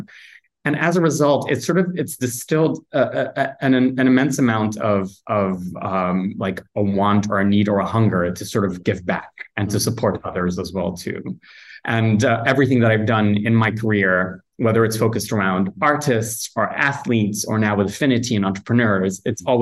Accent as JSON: {"language": "English", "town": "Kumasi", "region": "Ashanti", "country": "Ghana", "tie": "born or raised there", "also_born_or_lived": "United Kingdom", "moved": "as an adult", "lives_now": "Accra, Ghana", "said": "I grew up in a town, not in the capital, in Accra, which is where I am at the moment, but in a town called Kumasi"}